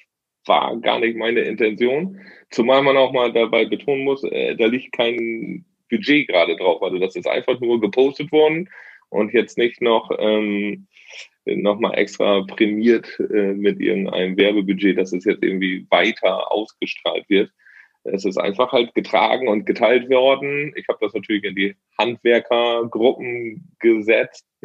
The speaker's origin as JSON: {"language": "German", "town": "Oldenburg", "region": "Lower Saxony", "country": "Germany", "said": "Ja, ich komme hier aus dem hohen Norden, aus dem schönen Oldenburg. Oldenburg aus Oldenburg muss man ja immer dazu sagen. Es gibt ja zwei. Ich bin hier aus Oldenburg."}